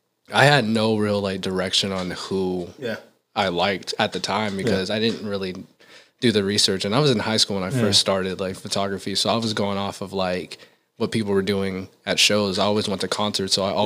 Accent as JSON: {"language": "English", "town": "Vallejo", "region": "California", "country": "United States", "lives_now": "Las Vegas, United States", "said": "I'm from Vallejo, California, the Bay Area."}